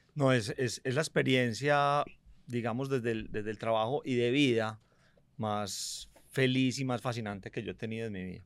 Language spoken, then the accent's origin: Spanish; Medellín, Antioquia, Colombia; also born or lived in United States; yo nací en Medellín